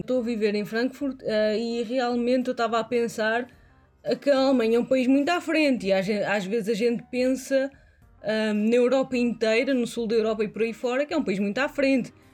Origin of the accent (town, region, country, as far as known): Portugal; now in Hesse, Germany